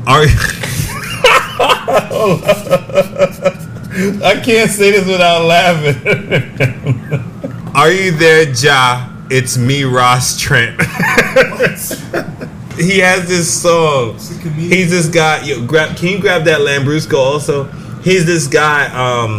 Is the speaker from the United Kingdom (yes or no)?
no; Jamaica; I'm Jamaican, right? And I'm very, very Jamaican.